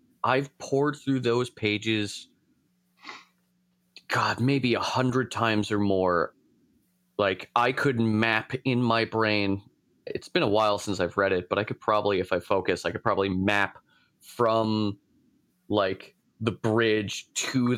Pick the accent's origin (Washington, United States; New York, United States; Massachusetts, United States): New York, United States; Long Island; also born or lived in Florida; now in Alaska, United States; I'm actually from New York. I'm from Long Island. Now I'm in Alaska